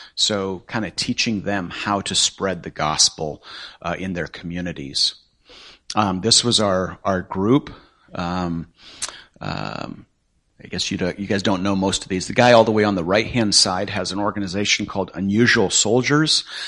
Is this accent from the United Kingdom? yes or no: no; northwest Nepal, Nepal; moved away; that's actually where I grew up. I'm from Nepal.